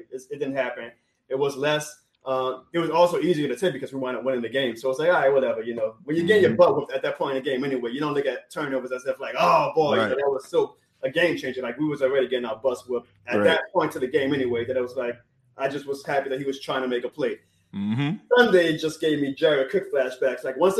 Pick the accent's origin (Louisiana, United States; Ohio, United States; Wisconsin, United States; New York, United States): Louisiana, United States; because I'm from Louisiana, we're LSU alumnus